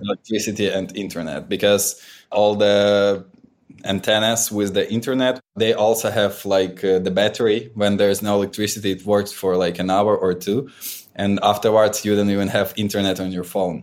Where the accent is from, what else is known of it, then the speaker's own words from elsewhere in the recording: Ukraine; my own region and my hometown.